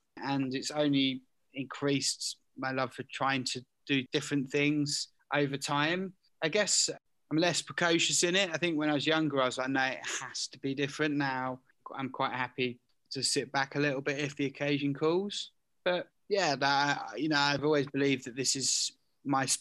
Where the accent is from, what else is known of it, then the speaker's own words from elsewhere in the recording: Southend-on-Sea, East of England, United Kingdom; was born into a working class household as a British Asian in Southend.